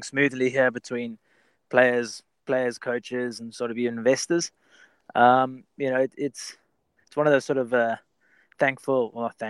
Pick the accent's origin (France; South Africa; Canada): South Africa; moved away as an adult; also born or lived in England; now in United States; my parents are both British. I was schooled back in South Africa